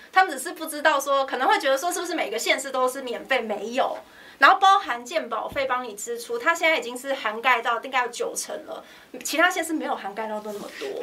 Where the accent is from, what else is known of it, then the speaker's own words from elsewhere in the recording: Songshan-Xinyi district, Taipei, Taiwan; 因为反正我本来就是在那边出生长大的嘛，所以我觉得就，就努力吧，回家乡努力